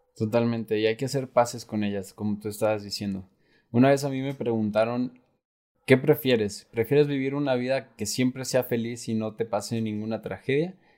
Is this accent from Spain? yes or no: no; Mexico; somos muchos mexicanos